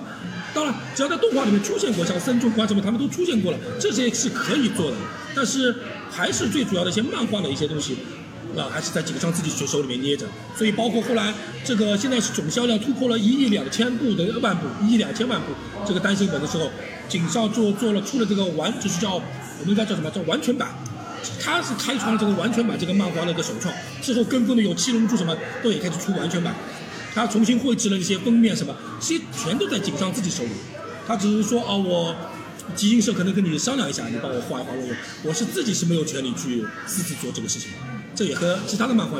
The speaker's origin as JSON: {"language": "Chinese", "country": "Japan", "said": "其实《三国演义》这本书在日本是没有人知道的，我们日本人知道都是叫《三国志演义》。"}